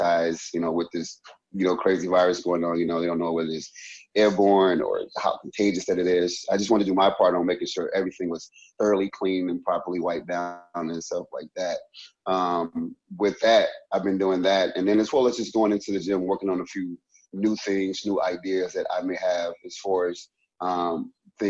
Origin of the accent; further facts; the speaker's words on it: Louisiana, United States; moved away as an adult; now in Rockford, United States; I was born and I grew up in Louisiana, small town in Louisiana